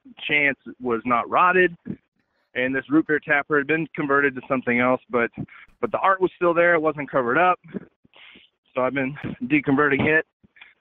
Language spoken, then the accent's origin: English; Houston, Texas, United States; I am from Houston, Texas